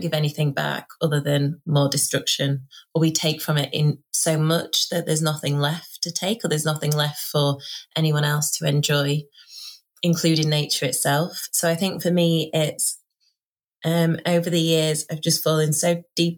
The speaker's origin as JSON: {"language": "English", "town": "Doncaster", "region": "Yorkshire and the Humber", "country": "United Kingdom", "tie": "born or raised there", "accent": "northern", "lives_now": "Sheffield, United Kingdom", "said": "I am born and raised in Doncaster, which is a really working class ex-industrial town in South Yorkshire"}